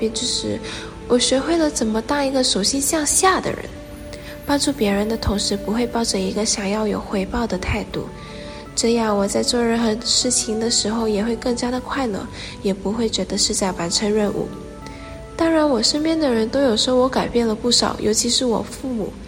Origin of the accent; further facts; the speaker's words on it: Malaysia; 来自马来西亚。